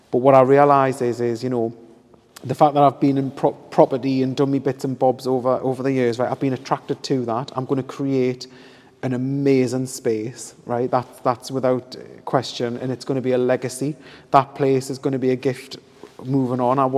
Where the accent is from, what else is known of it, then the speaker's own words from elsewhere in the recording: Hebburn, North East England, United Kingdom; I'm from Hebburn.